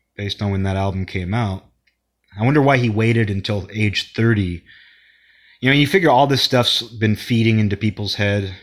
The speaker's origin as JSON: {"language": "English", "town": "Seattle", "region": "Washington", "country": "United States", "said": "I'm from Seattle"}